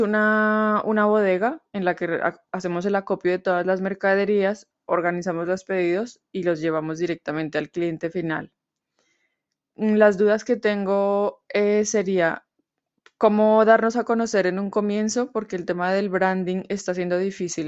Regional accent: Colombia; now in Madrid, Spain; soy colombiana y vivo en Madrid, España

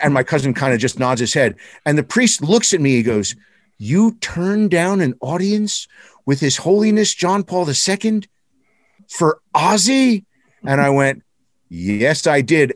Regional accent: Newark, New Jersey, United States; We're all from Newark, New Jersey

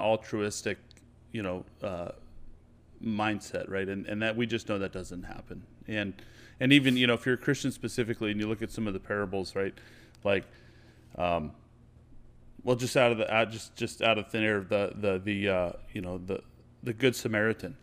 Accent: United States; I'm an American. This is where I'm from

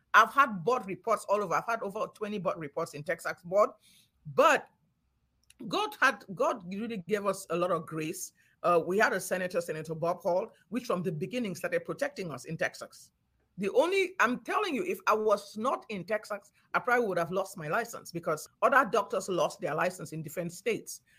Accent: Cameroon; moved away; also born or lived in Nigeria; I grew up in Cameroon when things were still peaceful and nice

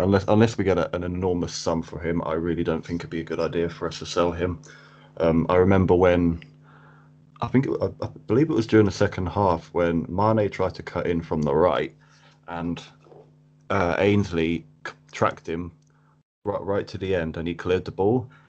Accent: Cambridge, East of England, United Kingdom; I am from Cambridge in England. Um, I've been here pretty much all my life.

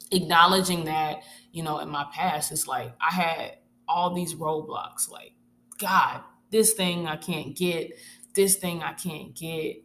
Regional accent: Arkansas, United States; moved away as an adult; I'm originally from Arkansas

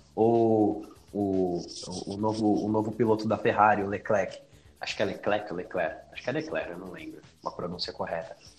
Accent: Guarulhos, São Paulo, Brazil; Eu nasci em São Paulo. Eu fui pra Guarulhos quando era pequenininho. Eu tinha uns 4 anos quando eu morei pra Guarulhos.

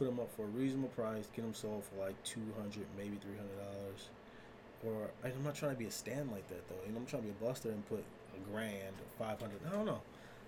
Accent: Southern California, United States; I grew up in Southern California.

